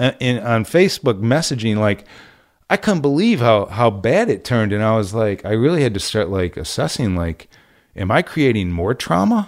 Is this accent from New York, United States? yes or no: yes; Syracuse, New York, United States; moved away as an adult; also born or lived in California; growing up in Syracuse